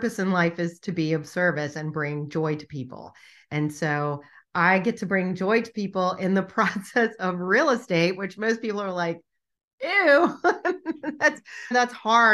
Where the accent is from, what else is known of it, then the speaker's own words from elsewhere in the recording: Richmond, Virginia, United States; my hometown